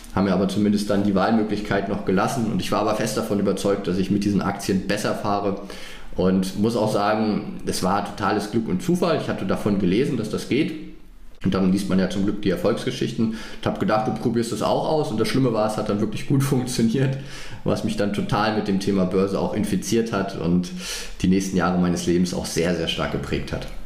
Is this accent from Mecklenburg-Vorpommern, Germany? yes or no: yes; Greifswald, Mecklenburg-Vorpommern, Germany; born or raised there; moved away as an adult; now in Frankfurt, Germany